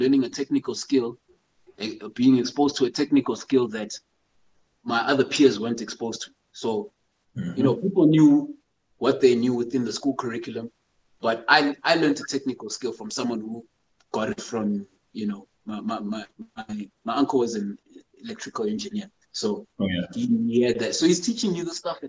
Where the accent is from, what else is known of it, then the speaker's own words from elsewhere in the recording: Johannesburg, Gauteng, South Africa; also born or lived in Zimbabwe / Eastern Cape; I was born in Zimbabwe. Came down to South Africa with my parents when I was 2 years old. So did most of my education down in Joburg